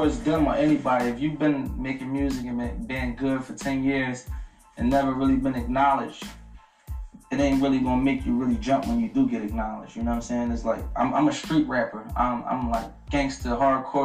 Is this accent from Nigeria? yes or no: no; Philadelphia, Pennsylvania, United States; I'm from North Philly.